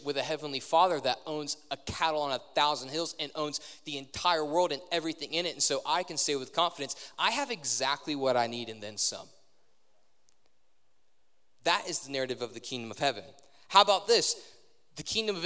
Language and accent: English; United States; we can be spotted as being an American